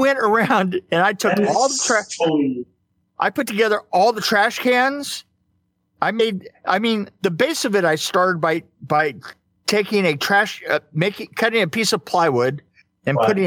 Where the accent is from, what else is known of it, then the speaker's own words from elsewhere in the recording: San Bernardino, California, United States; I was from San Bernardino